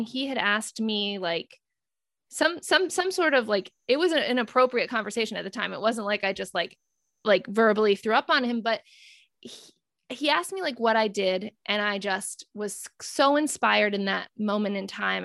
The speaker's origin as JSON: {"language": "English", "town": "North Kingstown", "region": "Rhode Island", "country": "United States", "said": "I'm from North Kingstown"}